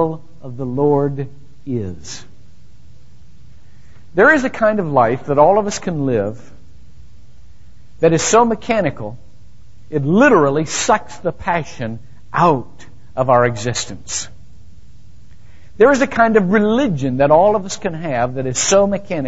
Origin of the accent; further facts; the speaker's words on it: Shelby, Ohio, United States; moved away; I grew up in Shelby, Ohio, where nothing ever happened